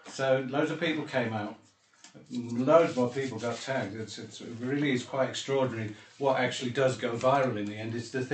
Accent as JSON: {"language": "English", "region": "England", "country": "United Kingdom", "moved": "yes", "lives_now": "South Africa", "said": "I'm a visitor, bro. I'm from England for... I'm only here 25 years or whatever, 26 years."}